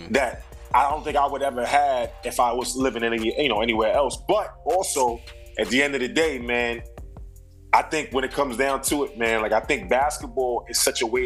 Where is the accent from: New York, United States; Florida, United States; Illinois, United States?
New York, United States; Brooklyn; because I'm from Brooklyn, this is what I was subjected to.